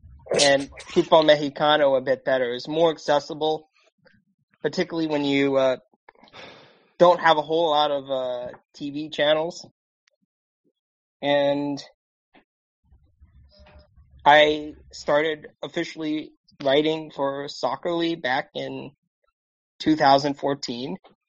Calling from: Annapolis, Maryland, United States; I am calling in from Annapolis, Maryland, on the East Coast.

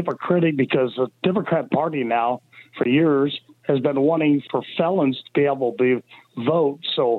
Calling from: Topeka, Kansas, United States; Actually, I'm from Topeka, Kansas.

